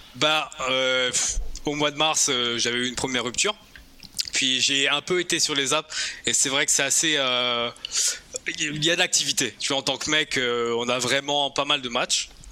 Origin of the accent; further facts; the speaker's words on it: France; now in Quebec, Canada; en tant que Français